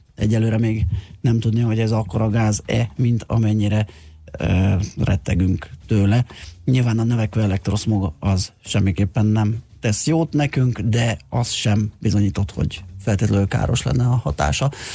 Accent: Budapest, Hungary; autózok a rakparton, és érdekes, hogy ott nőttem föl

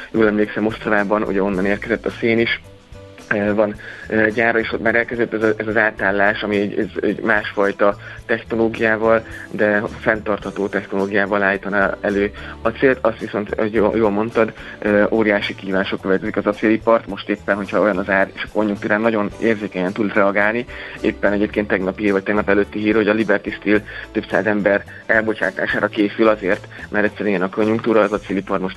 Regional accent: Szeklerland, Romania; also born or lived in Dunaújváros; mert én székely, székely gyerek vagyok, de Dunajvárosba vetett a sors, hogy nagyon jól éreztem magam.

